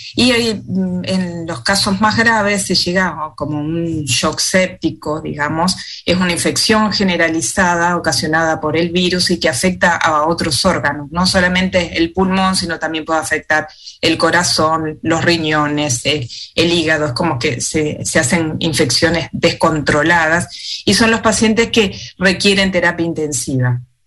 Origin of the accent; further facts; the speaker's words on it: Argentina; moved away as an adult; now in Wellington, New Zealand; en mi país también, en, Argentina